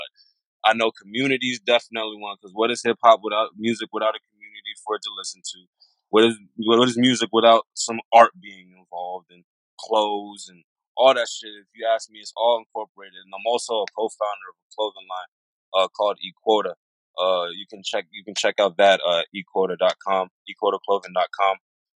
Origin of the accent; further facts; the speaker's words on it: United States; born there; when I was born in America, but my parents are from Sierra Leone